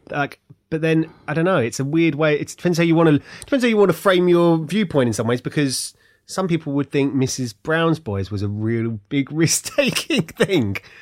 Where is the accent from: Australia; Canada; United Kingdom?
United Kingdom; Ilford, London; moved away as an adult; also born or lived in America; now in Hertfordshire, United Kingdom; I'm from Ilford.